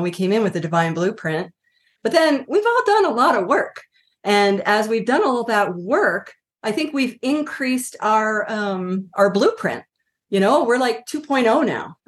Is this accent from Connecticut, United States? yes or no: no; Washington, District of Columbia, United States; also born or lived in Colorado; now in Santa Fe, United States; I grew up on the East Coast, Washington, D C